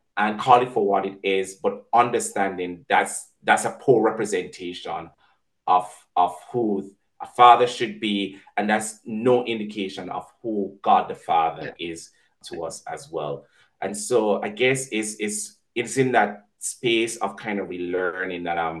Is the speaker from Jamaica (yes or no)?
yes; Jamaica